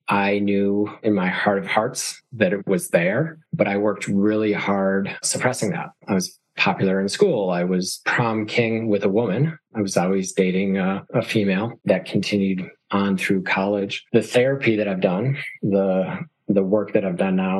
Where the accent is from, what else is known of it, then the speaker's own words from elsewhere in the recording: northern Wisconsin, United States; now in New York, United States; I grew up in a very small town, a tiny town of 1,883 people. I think the population sign says very remote, basically south of Duluth, Minnesota. So in the northern part of Wisconsin.